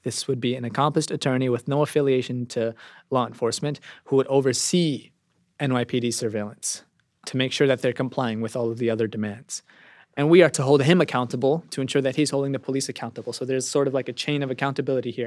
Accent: New York City, New York, United States; My community is one of many, I want to say, working class enclaves in New York City, particularly in, in Brooklyn, the Bronx, and Queens. It's a Pakistani American community

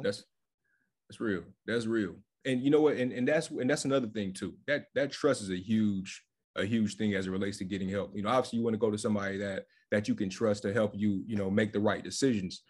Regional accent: Fayetteville, North Carolina, United States; moved away as an adult; also born or lived in Charlotte, North Carolina; now in Washington, D.C., United States; I'm based out of Washington, D C. I'm originally from Fayetteville, North Carolina.

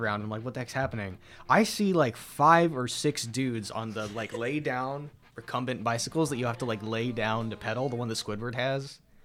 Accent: Antioch, California, United States; moved away; back home, I'm from, I'm from Antioch, little town in the East San Francisco Bay Area.

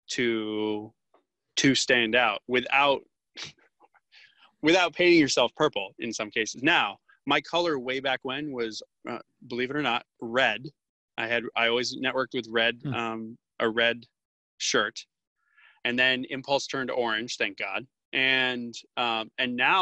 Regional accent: Florida, United States; I'm from Florida.

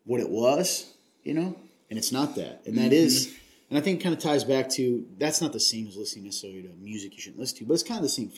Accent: Napanee, Ontario, Canada; born or raised there; moved away

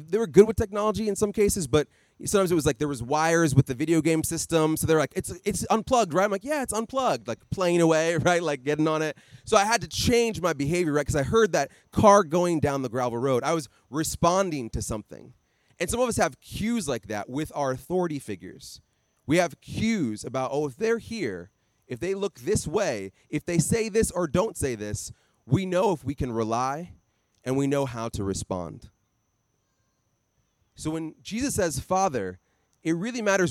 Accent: Iowa, United States; I grew up in Iowa

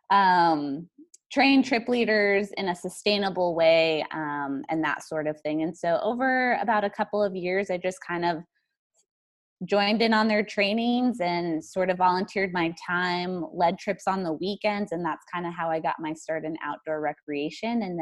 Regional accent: New Mexico, United States; also born or lived in East Coast; Yeah, so I came from New Mexico. That's where I essentially spent most of my time. I lived on the East Coast before

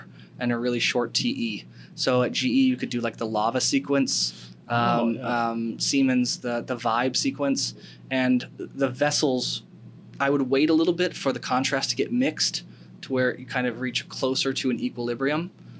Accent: United States; I'm an American

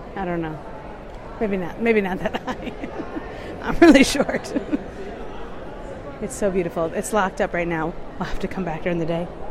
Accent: United States; I'm such an American

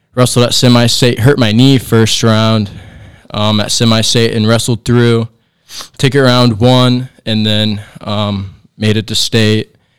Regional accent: Angola, Indiana, United States; a small town in Indiana. Uh, grew up here my whole life

